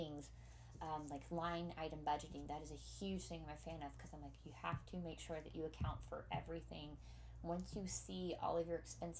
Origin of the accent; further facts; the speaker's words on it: Texas, United States; also born or lived in Pennsylvania; I'm from Texas where our chief exports are bigotry and ignorance.